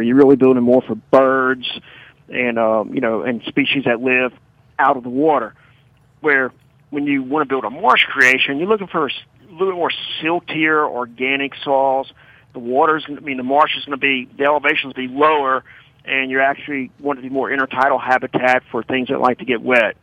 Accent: Baton Rouge, Louisiana, United States; I'm from Baton Rouge. I've been here all my life, never left

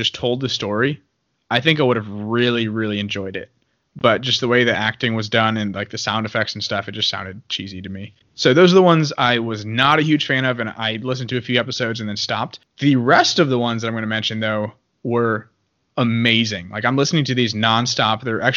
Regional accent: United States; I'm an American and I'm Catholic.

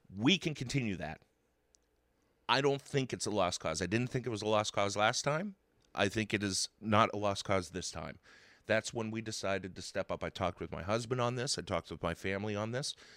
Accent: Zelienople, Pennsylvania, United States; I grew up in Zillionople since I was one year old.

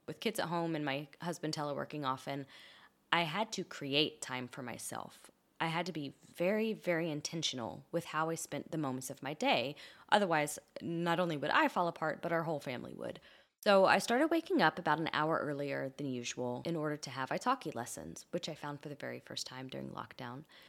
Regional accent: Kentucky, United States; first language English; moved away; I grew up in Kentucky in the southern United States, where English was the only language around me.

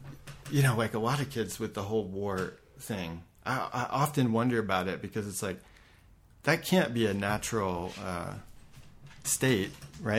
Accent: Atlanta, Georgia, United States; moved away; also born or lived in Colorado Springs; I was born in Atlanta

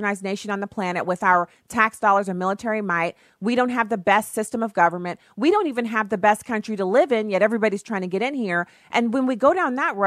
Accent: Germany; now in United States; I grew up in Germany

